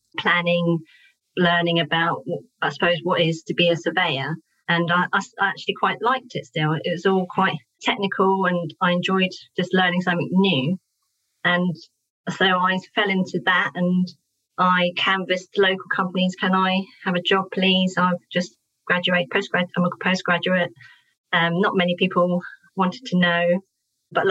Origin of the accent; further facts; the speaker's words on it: Portsmouth, South East England, United Kingdom; I was born and raised in Portsmouth and I came back home